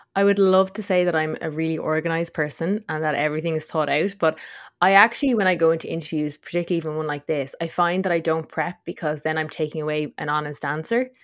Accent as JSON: {"language": "English", "area": "Tipperary", "region": "Munster", "country": "Ireland", "tie": "born or raised there", "also_born_or_lived": "Dublin", "moved": "as an adult", "said": "we grew up on Steveland-Mon Mountain down in Tipperary"}